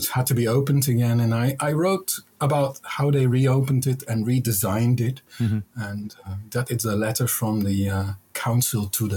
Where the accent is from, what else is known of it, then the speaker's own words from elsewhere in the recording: Utrecht, Netherlands; also born or lived in Berlin; I grew up in Utrecht